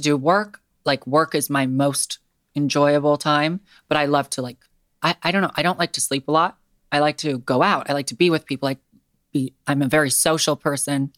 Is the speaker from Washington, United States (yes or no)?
yes; Seattle, Washington, United States; I actually was born and raised in Seattle